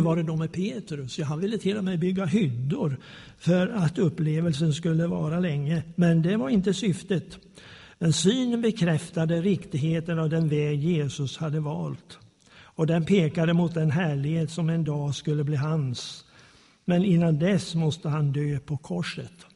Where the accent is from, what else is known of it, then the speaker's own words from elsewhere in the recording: Småland, Sweden; also born or lived in Slagnäs, Arjeplog Municipality, Lapland; som smålänning